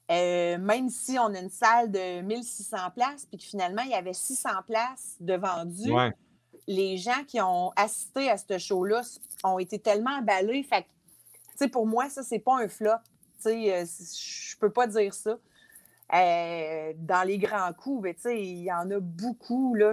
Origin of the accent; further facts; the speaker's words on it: Montreal, Quebec, Canada; Hey, moi, j'arrive de la ville, je viens de Montréal, j'en ai vu du monde dans ma vie.